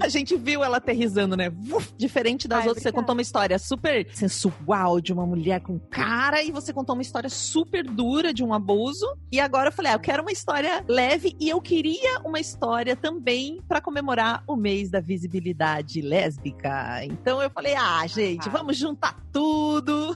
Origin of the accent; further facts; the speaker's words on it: South Region, Brazil; accent: sotaque do sul; veio até meu sotaque do sul